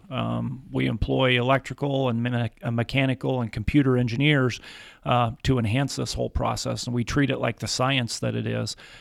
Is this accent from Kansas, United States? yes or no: yes; Atwood, Kansas, United States; moved away as an adult; also born or lived in Kentucky; I grew up in Atwood, Kansas, in the northwest corner of Kansas